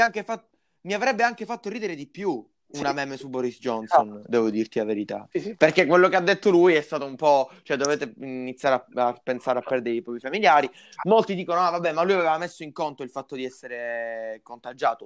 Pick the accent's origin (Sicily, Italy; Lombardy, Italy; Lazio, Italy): Sicily, Italy; Palermo; noi parliamo da Palermo, noi siamo di Palermo